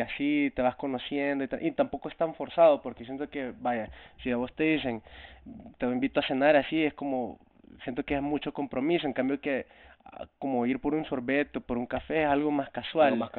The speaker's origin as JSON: {"language": "Spanish", "country": "El Salvador", "moved": "yes", "lives_now": "Toronto, Canada", "said": "yo soy un cantautor salvadoreño"}